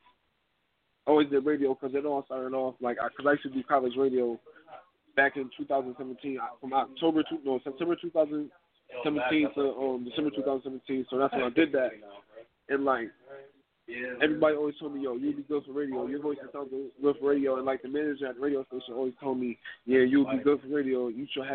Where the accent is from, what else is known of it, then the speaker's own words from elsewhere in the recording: Syracuse, New York, United States; I'm from Syracuse, New York.